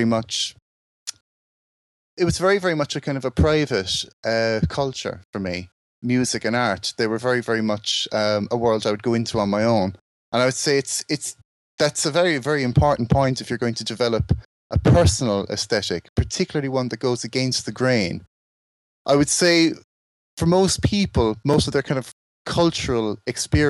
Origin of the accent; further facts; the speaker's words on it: Ireland; moved away as an adult; now in England; I'm from Ireland and I've lived in England like for the last sort of 26 years